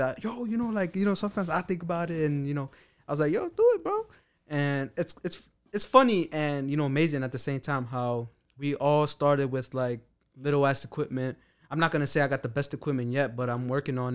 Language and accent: English; New York City, New York, United States; I was from Harlem